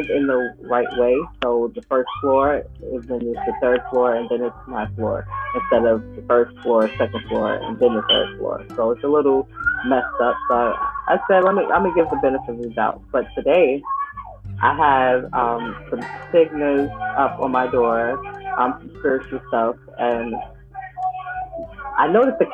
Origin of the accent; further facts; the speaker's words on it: New York, United States; I'm from New York